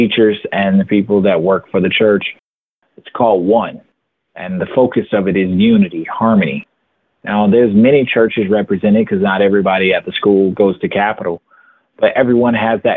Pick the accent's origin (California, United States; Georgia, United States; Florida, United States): Georgia, United States; Atlanta; I grew up in Atlanta, Georgia